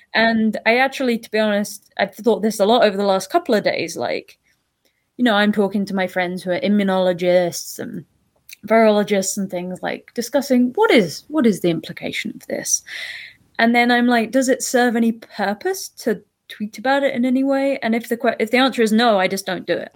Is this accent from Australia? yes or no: no; United Kingdom; now in Toronto, Canada; I'm from the U K originally, as you can probably hear in my accent